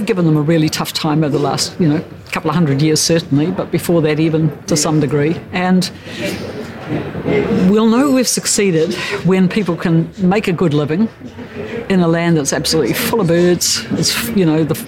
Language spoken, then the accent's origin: English; Tairāwhiti, Gisborne, New Zealand; I'm from Tairāwhiti, from the East Coast